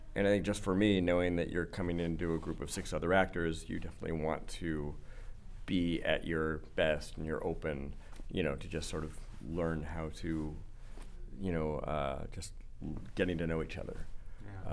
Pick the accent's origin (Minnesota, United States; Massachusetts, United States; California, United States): California, United States; I'm from California